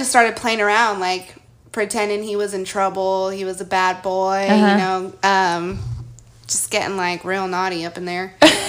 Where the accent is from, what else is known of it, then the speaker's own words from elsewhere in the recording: El Paso, Texas, United States; moved away; I'm from El Paso.